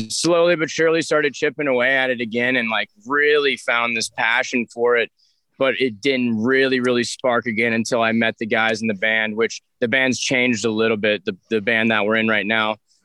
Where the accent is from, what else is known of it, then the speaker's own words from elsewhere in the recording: Alabama, United States; I grew up in Alabama